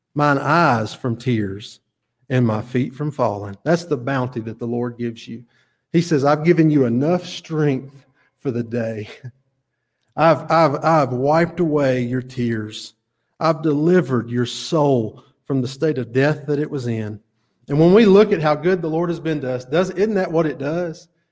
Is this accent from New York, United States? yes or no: no; Chelsea, Alabama, United States; I'm from Chelsea. I went to Alabama.